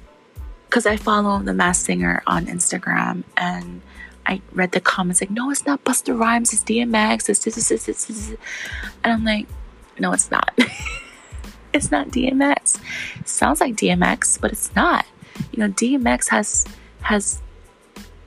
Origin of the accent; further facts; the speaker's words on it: Hawaii, United States; I grew up in Hawaii and I still live in Hawaii